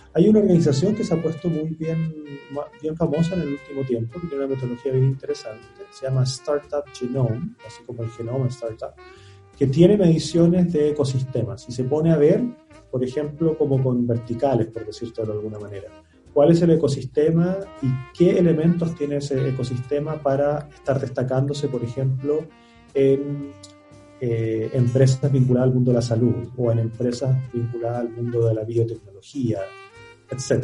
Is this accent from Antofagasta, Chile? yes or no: yes; Antofagasta, Chile; moved away; Yo nací en Antofagasta